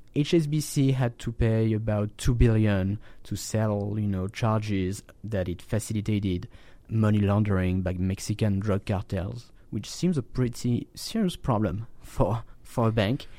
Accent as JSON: {"language": "English", "country": "France", "tie": "born or raised there", "said": "my home country, in, in, in France"}